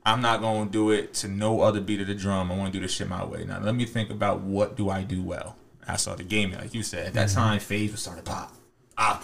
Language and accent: English; Harrisburg, Pennsylvania, United States; I'm from Harrisburg